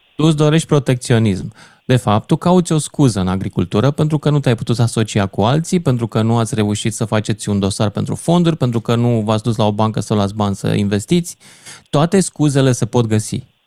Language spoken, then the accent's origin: Romanian; Romania; noi românii